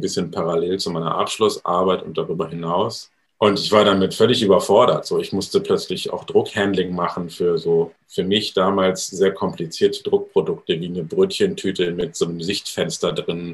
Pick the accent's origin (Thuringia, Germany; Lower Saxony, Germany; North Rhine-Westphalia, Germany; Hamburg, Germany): Hamburg, Germany; ich komme nicht aus der Pfalz, sondern aus Hamburg